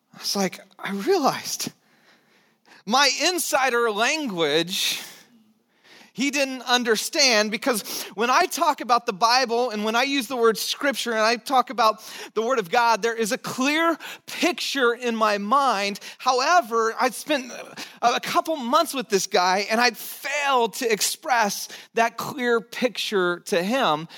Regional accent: United States; for us as American citizens, for those of us who live in this country

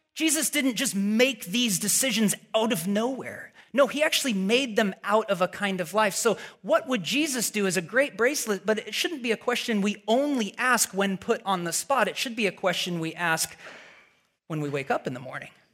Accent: Portland, Oregon, United States; moved away as an adult; now in Redwood City, United States; we're originally from Portland, Oregon

